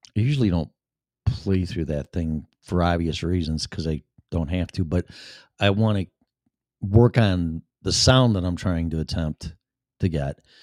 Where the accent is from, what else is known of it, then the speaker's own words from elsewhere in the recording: Chicago, Illinois, United States; accent: Chicago; my Chicago accent